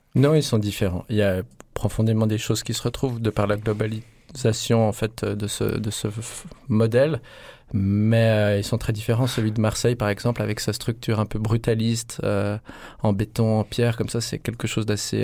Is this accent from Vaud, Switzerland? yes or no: yes; Lausanne, Vaud, Switzerland; à Lausanne, on fait cette visite dans un centre commercial dans lequel Igor et moi on se rendait quand on était enfant